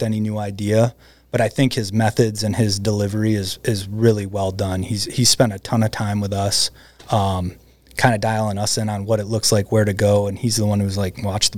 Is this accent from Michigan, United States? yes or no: yes; Michigan, United States; now in Alaska, United States; where I grew up in Michigan